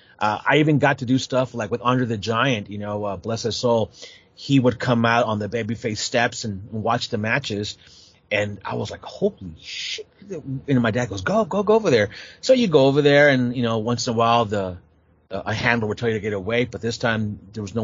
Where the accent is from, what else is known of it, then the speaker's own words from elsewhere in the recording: San Jose, California, United States; living in the States, my parents being immigrants, you know, taking me to the NWA in San Jose